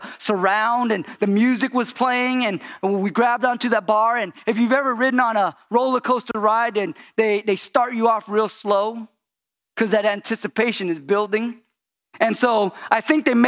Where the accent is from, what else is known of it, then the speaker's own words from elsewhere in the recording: California, United States; I grew up in California